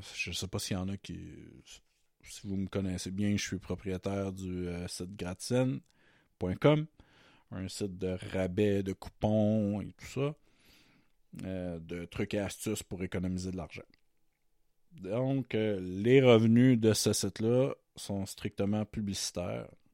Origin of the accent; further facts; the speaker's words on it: Matane, Quebec, Canada; moved away as an adult; also born or lived in Montreal; now in Terrebonne, Canada; je viens de Matane, qui est ma ville de naissance. Mais maintenant, je suis à Terrebonne, dans la grande région de Montréal. Depuis 2005, j'ai déménagé j'ai déménagé à Montréal